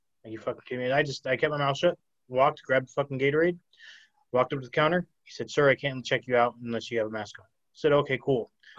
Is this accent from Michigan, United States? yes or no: no; Arizona, United States; And I didn't have a mask. I'm from Arizona. We didn't fucking believe in masks.